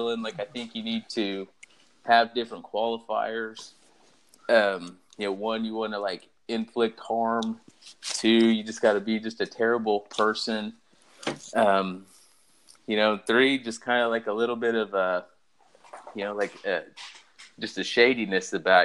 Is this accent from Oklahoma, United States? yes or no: yes; Oklahoma, United States; Born and raised in Oklahoma